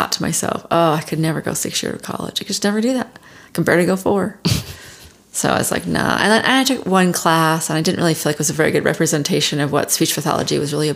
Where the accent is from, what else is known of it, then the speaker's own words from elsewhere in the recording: Bountiful, Utah, United States; I was born in Bountiful, Utah. Grew up most of my life there, all my life there, through high school